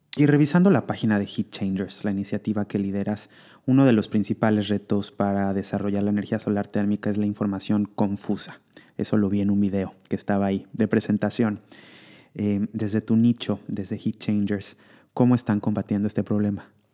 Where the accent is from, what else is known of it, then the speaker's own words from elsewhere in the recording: Mexico; mexicana como yo